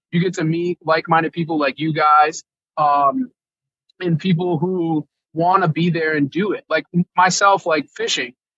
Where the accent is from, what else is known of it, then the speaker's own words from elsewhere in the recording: Connecticut, United States; I'm from Connecticut